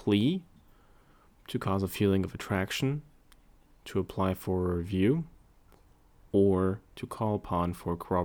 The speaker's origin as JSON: {"language": "English", "country": "United States", "accent": "General American", "first_language": "English", "said": "American English, general American, the dialect of English that I speak"}